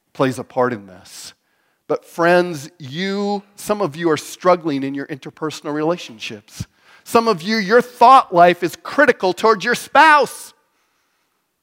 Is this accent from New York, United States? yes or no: no; Wyoming, United States; also born or lived in Mitchell, Nebraska; now in North Platte, United States; I'm from Wyoming. That's what they did back when I was from Wyoming.